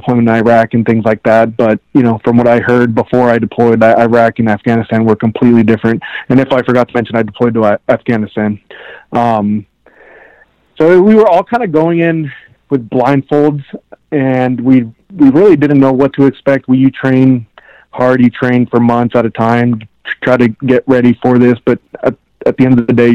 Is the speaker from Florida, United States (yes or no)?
no; Southern California, United States; also born or lived in Colombia; I grew up here in Southern California. I'm a Cali kid